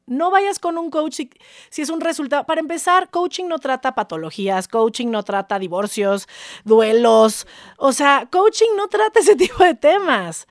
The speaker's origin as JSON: {"language": "Spanish", "country": "Mexico", "said": "soy mexicana, soy pocha, em, de mamá gringa, papá mexicano, y mm, amo mi país"}